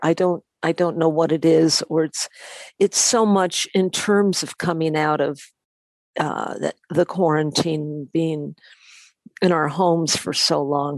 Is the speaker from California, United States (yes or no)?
yes; Los Angeles, California, United States; I was born in Los Angeles